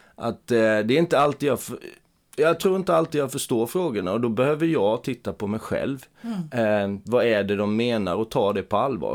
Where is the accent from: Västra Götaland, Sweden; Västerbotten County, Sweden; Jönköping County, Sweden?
Jönköping County, Sweden; Eksjö; min hemstad Eksjö